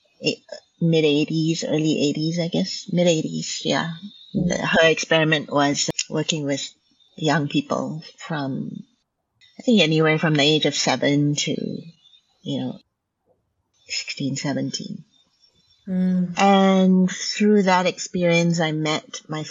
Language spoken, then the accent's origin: English; Malaysia; first language Hokkien; English is a second language; now in Vancouver, Canada; I grew up in Malaysia, and I'm ethnically Chinese